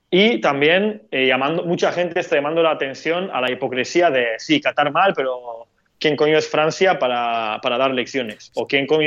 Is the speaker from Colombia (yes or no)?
no; Turkey; Es que soy de Medio Oriente, entonces como estoy muy acostumbrado a usar esa palabra para describir una cantidad bastante amplia de, de países y situaciones.